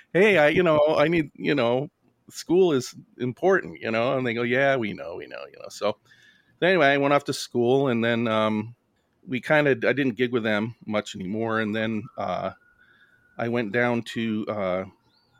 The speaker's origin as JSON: {"language": "English", "town": "Binghamton", "region": "New York", "country": "United States", "also_born_or_lived": "Goleta, California / Montana / Minneapolis, Minnesota", "moved": "yes", "said": "where are you from? I said, Binghamton, New York."}